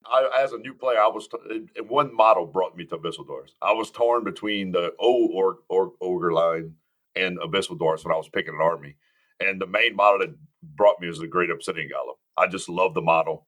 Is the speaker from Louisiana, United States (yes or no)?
yes; Cajun, Louisiana, United States; I'm a Cajun.